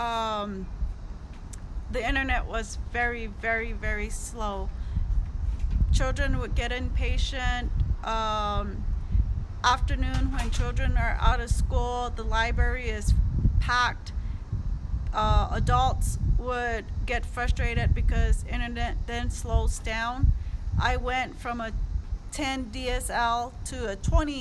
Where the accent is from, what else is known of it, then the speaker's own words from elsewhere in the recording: Jemez Pueblo, New Mexico, United States; I'm from the Jemez Pueblo community.